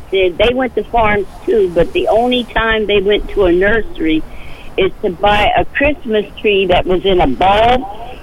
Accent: Elizabeth, New Jersey, United States; I grew up in Elizabeth Port, New Jersey

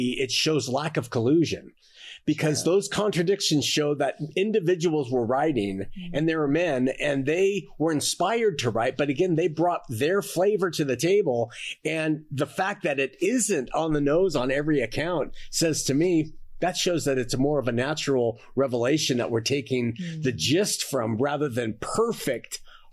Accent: Montebello, California, United States; I was born in Los Angeles. Okay, I was. but I was really born in Montebello, which is part of Los Angeles

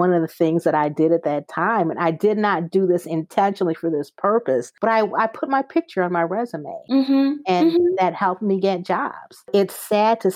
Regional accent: Toledo, Ohio, United States; moved away; also born or lived in Indianapolis, Indiana; I grew up in Toledo, but my professional work as an educator was in Indianapolis

